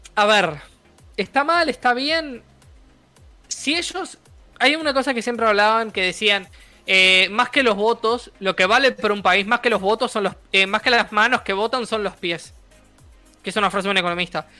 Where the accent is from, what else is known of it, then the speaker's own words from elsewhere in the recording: Uruguay; yo soy de Uruguay